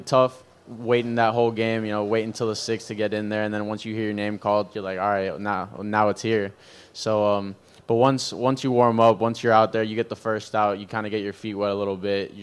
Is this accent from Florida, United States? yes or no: yes; South Florida, United States; also born or lived in Peru; I was a Marlins fan growing up in South Florida